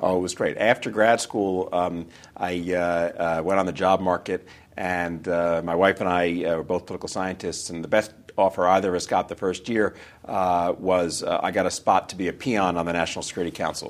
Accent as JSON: {"language": "English", "region": "New York", "country": "United States", "tie": "born or raised there", "said": "I was born and raised in New York, uh, New York, New York"}